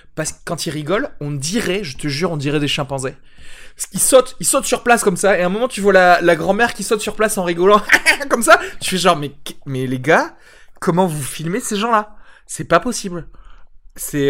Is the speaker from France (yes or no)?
yes; France; Moi, en tant que Français